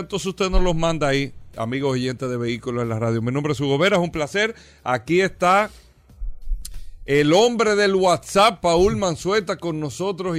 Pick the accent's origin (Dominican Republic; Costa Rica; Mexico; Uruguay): Dominican Republic; nosotros eh, como dominicanos